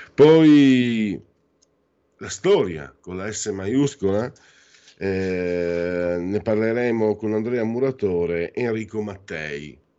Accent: northeast Italy, Italy; quando ero giovine, operaio, 35 anni fa, tu giravi dalle mie parti Ah, eravamo schiavizzati, eravamo come i negri prima di Lincoln nelle fabbriche del nord-est

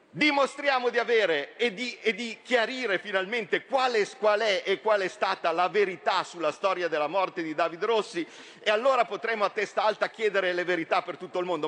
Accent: from Como, Lombardy, Italy; Da milanese, da comasco, da lombardo

